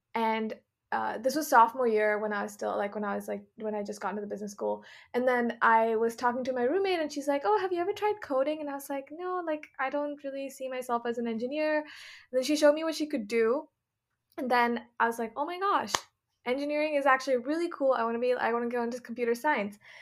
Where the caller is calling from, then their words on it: Sacramento, California, United States; also born or lived in New York; I am calling from sunny California, um, specifically Sacramento, where I'm staying with my family.